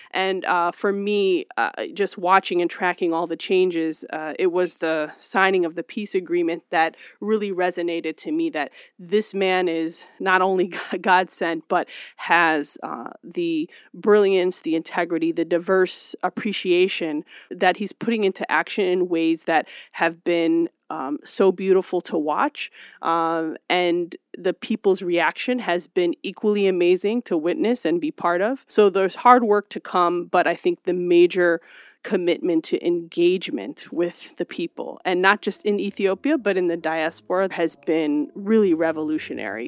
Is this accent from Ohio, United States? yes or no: yes; Cleveland, Ohio, United States; settle in Cleveland, Ohio. And so, growing up in the Midwest